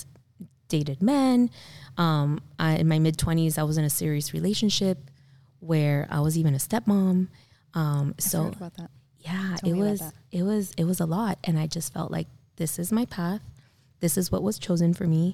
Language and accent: English; South Florida, United States; growing up in South Florida